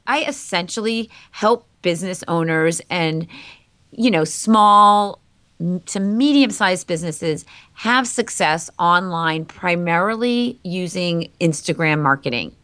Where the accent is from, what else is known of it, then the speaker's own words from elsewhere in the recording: Andover, Massachusetts, United States; I grew up in Andover, Massachusetts.